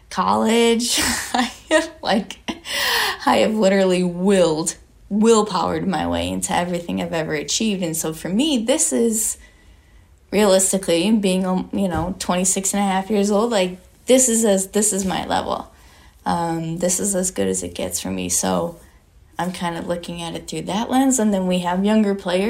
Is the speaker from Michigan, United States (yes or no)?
yes; Michigan, United States; moved away; also born or lived in Florida; I'm originally from Michigan